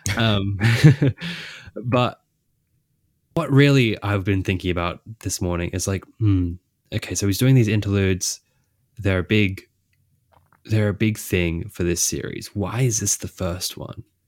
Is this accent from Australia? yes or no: yes; Australia; I'm Australian